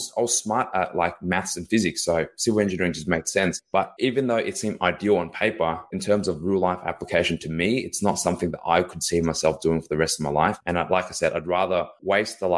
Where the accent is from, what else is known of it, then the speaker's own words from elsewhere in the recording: Melbourne, Victoria, Australia; Born and raised here in Melbourne, Australia.